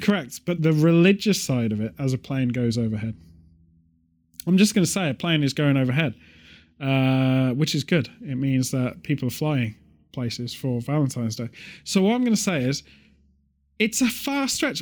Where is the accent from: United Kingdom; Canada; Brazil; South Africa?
United Kingdom; a British person